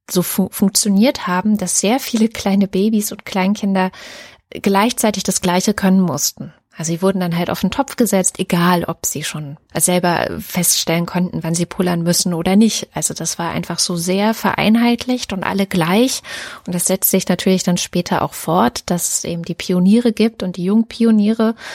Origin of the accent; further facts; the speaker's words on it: Germany; zu die ersten sieben Jahre meiner Kindheit fanden ja in der DDR statt und es ist ja trotz allem mehr oder weniger eine Diktatur gewesen